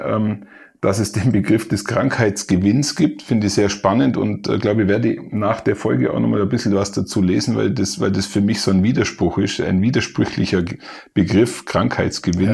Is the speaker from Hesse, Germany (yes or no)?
no; Allgäu, Bavaria, Germany; ich bin ein Allgäuer, dazu steh ich.